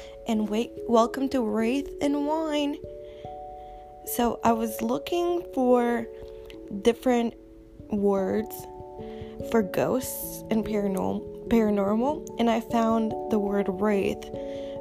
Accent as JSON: {"language": "English", "country": "Romania", "tie": "born or raised there", "second_language": "English", "moved": "yes", "lives_now": "United States", "said": "I was born in Romania, and I've been in America for quite a few years, but all my friends made fun of me for the fact that I can't say TH."}